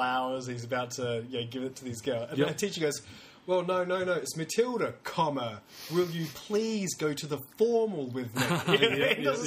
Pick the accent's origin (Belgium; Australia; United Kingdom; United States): Australia; South Australia; Because I come from South Australia.